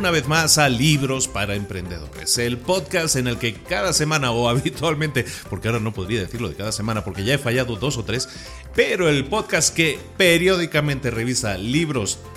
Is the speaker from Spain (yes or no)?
yes; Spain; now in Puebla, Mexico; aunque mi acento no lo delate tanto, soy, soy español que vive en México desde hace ya unos cuantos años y este podcast se graba en Puebla, México